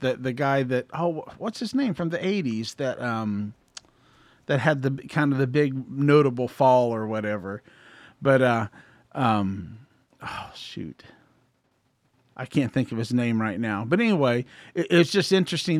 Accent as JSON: {"language": "English", "town": "Columbus", "region": "Ohio", "country": "United States", "tie": "born or raised there", "said": "I grew up in Columbus, Ohio."}